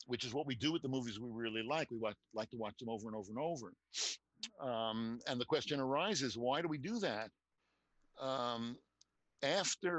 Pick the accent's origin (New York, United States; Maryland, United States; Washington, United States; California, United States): New York, United States; New York City; I told you that I grew up in New York City. And I went to high school. I lived in Queens